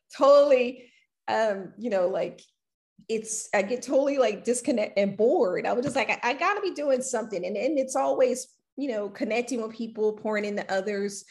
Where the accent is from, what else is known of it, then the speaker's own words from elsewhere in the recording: Louisiana, United States; moved away as an adult; now in Houston, United States; I grew up in Louisiana. Mm-hmm and I moved here to Houston